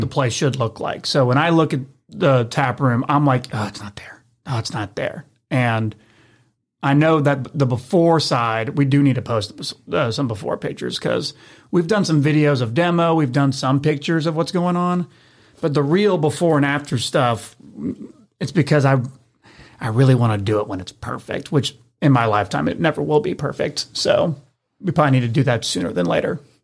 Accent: Memphis, Tennessee, United States; born and raised in Memphis, Tennessee

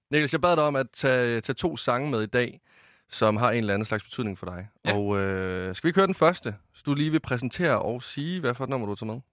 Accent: Varde, Southern Denmark, Denmark; jeg kommer fra Vardag over i Vestjylland

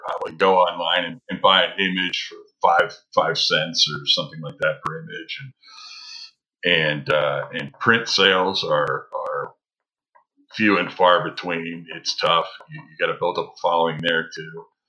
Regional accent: Midwest, United States; Well, growing up in the Midwest, and dealing with that kind of snow and that horrible traction snow back there

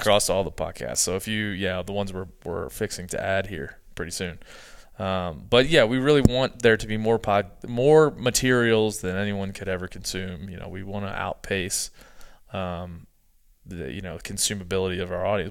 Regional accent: East Coast, United States; I'm from the East Coast.

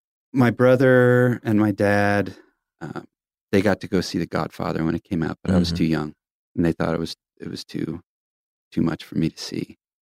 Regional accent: New York, United States; born there; So I was born on Long Island in New York, and I'll never forget this.

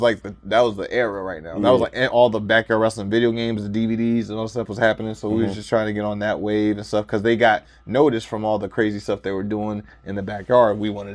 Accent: Germany; also born or lived in Tacoma, Washington; Like, I grew up in Germany, actually.

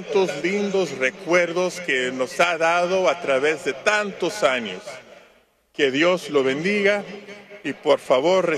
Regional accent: Los Angeles, California, United States; I grew up playing baseball in the San Fernando Valley

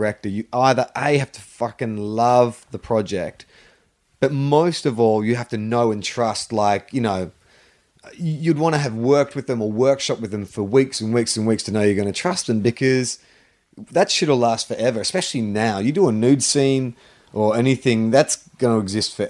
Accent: Melbourne, Victoria, Australia; growing up in Melbourne

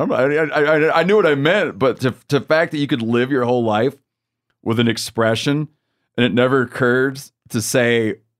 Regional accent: Australia; you know, I grew up in Australia. It's not a common food item.

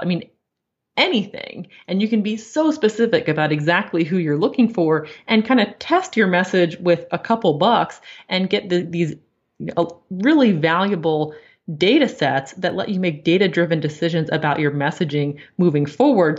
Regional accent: Maryland, United States; I grew up in Maryland, and that, that's what you do when you grow up in Maryland

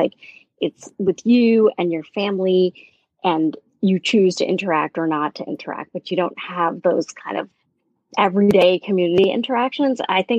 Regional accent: New York City, New York, United States; moved away as an adult; also born or lived in Dallas-Fort Worth, Texas; now in New Jersey, United States; I grew up and lived most of my life, I think I can still say that, in Brooklyn, in New York City, where I went to school and undergraduate, and I got my PhD at NYU. So I left briefly and lived in Texas for a while.

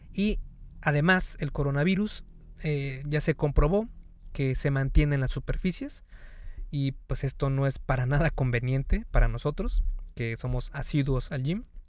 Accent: Mexico; En México, el país de donde yo soy

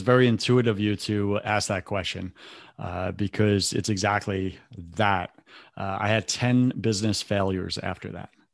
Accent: New York, United States; I grew up in New York

